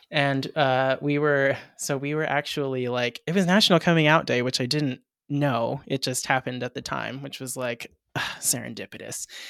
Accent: Hawaii, United States; I'm Hawaiian myself

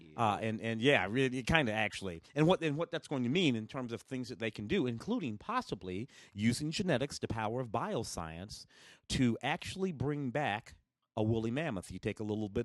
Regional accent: St. Louis, Missouri, United States; also born or lived in Tennessee; now in Los Angeles, United States; I was born in Tennessee, grew up in St. Louis

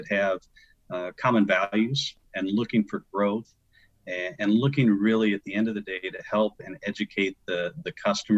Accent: Western Illinois, United States; moved away as an adult; also born or lived in Arizona; I grew up in the Midwest, so Western Illinois

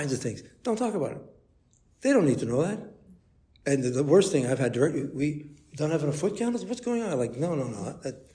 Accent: Toronto, Ontario, Canada; I grew up in Toronto

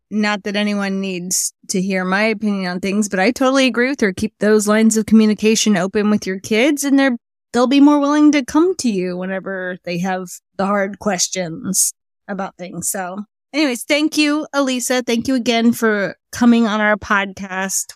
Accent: United States; we're American

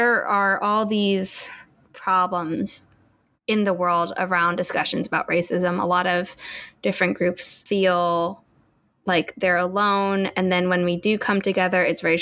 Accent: United States; also born or lived in New York; I grew up as an American

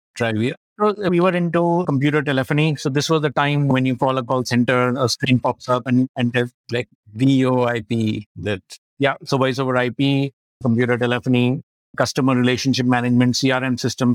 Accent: Lucknow, Uttar Pradesh, India; Born and brought up in Lucknow and did my schooling at La Martiniere, Lucknow

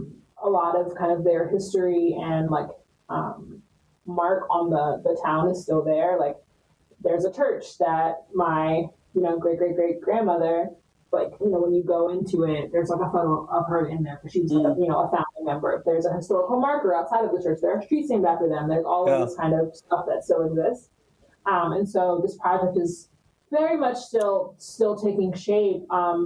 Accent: Michigan, United States; I think I'm from Michigan. I can trace that back.

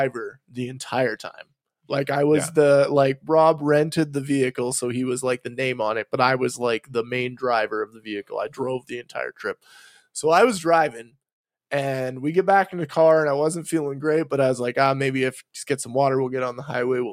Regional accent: Canada; As a Canadian

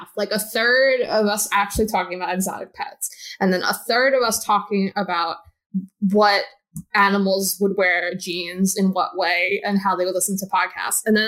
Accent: Long Island, New York, United States; Long Island, baby

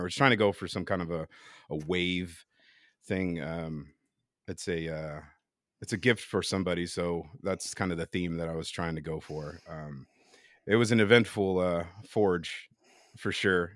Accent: Bay Area, California, United States; I'm born and raised here in the Bay Area

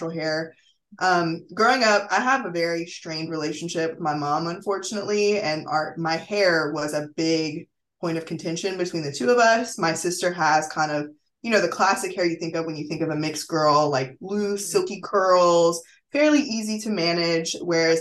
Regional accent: Mississippi, United States; moved away as an adult; also born or lived in Philadelphia / San Francisco; now in Miami, United States; I'm currently based in Miami, but I was born and raised in Mississippi

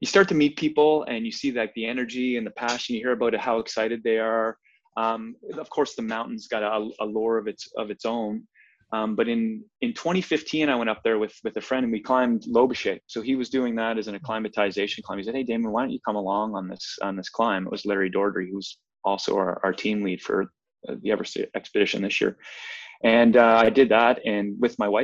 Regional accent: Prince Edward Island, Canada; moved away as an adult; also born or lived in British Columbia; now in Vancouver, Canada; I'm actually from Prince Edward Island. That's where I grew up.

